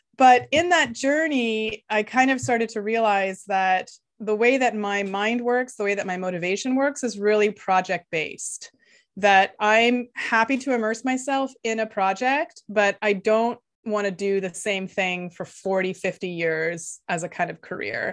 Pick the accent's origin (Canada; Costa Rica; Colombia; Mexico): Canada; first language Lithuanian; English is a second language; So I grew up in Canada, uh, the child of immigrants from Lithuania. So until I was seven, I didn't speak any English